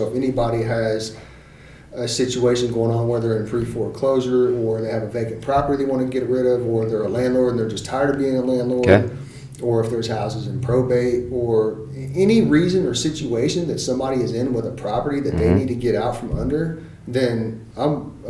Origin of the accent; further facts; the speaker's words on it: Germany; born there; No, so I was actually born in Germany, and my dad was in the army.